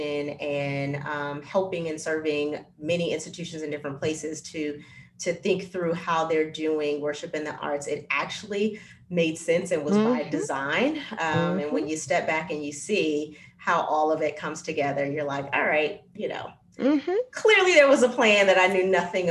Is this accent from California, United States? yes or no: yes; Los Angeles, California, United States; I am a Black woman born and raised in Los Angeles, California